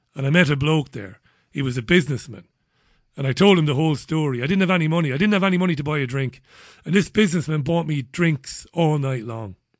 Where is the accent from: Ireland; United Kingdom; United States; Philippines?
Ireland; moved away; also born or lived in Spain; I'm a Celtic, I'm an Irishman.